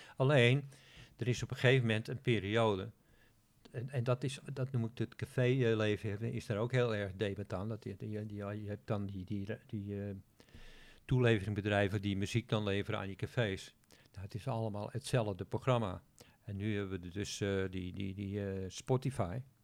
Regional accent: Netherlands; als Nederlander

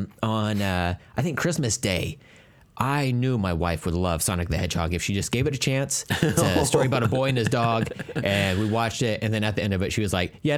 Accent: India; I hesitated doing the voice when I'm Indian. Like, that's the one accent I can't get away with.

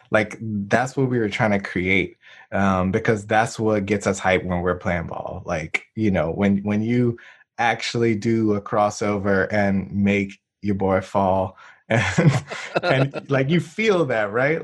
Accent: New Orleans, Louisiana, United States; now in Durham, United States; we're both from New Orleans.

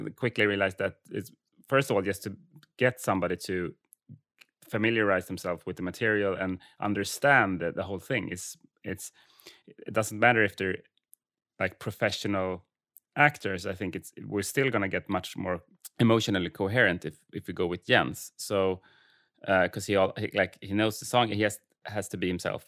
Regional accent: Färingsö, outside Stockholm, Stockholm County, Sweden; Färingsö actually, eh, and that's the island where I grew up outside of Stockholm

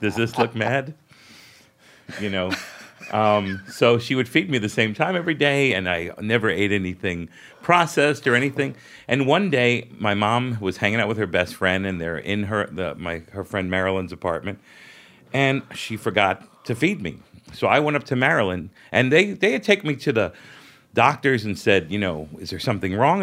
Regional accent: New York City, New York, United States; I grew up in Brooklyn

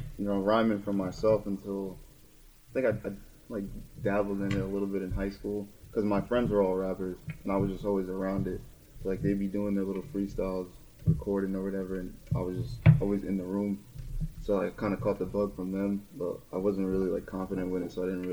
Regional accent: Toms River, New Jersey, United States; also born or lived in Lakewood, New Jersey; Oh, that was in Lakewood, but later in life I moved to Toms River, and that's where I'm from.

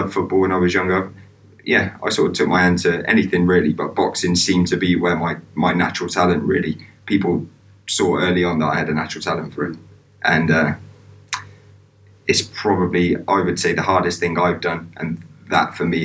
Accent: Swindon, South West England, United Kingdom; born and raised in Swindon

